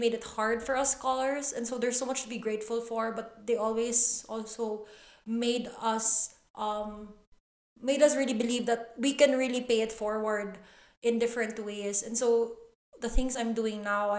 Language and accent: English; Cebu City, Central Visayas, Philippines; I grew up here in Cebu